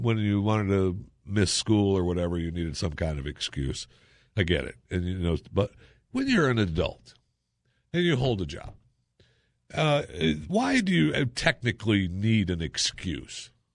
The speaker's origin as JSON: {"language": "English", "region": "Michigan", "country": "United States", "tie": "born or raised there", "said": "I grew up in Michigan and it was, you know, foundry workers"}